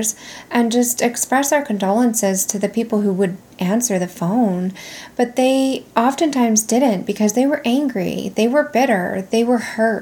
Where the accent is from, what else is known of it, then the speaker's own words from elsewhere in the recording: California, United States; moved away as an adult; also born or lived in Nevada; I made a big girl decision to leave my home state of California and move to Nevada.